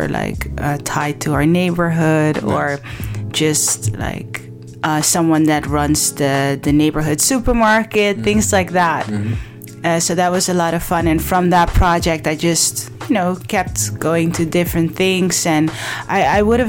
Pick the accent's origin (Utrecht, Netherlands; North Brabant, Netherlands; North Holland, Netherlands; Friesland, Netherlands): North Holland, Netherlands; Amsterdam; I was raised in Belmer, southeast side of Amsterdam